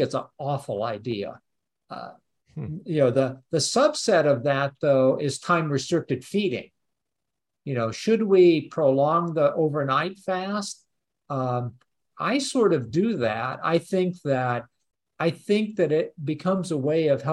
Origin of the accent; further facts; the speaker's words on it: Peoria, Illinois, United States; also born or lived in Champaign, Illinois; I grew up over around Peoria